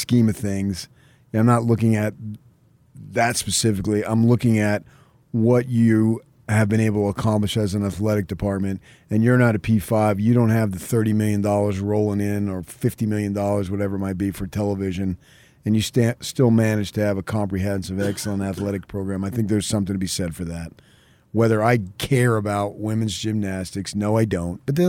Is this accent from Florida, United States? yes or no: no; New York suburbs, United States; moved away; when I was a kid growing up in the New York suburbs